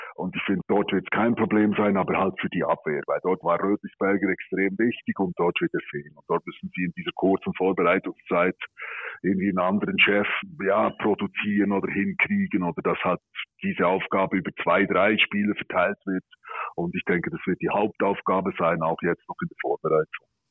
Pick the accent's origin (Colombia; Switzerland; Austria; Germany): Switzerland; wir als Schweizer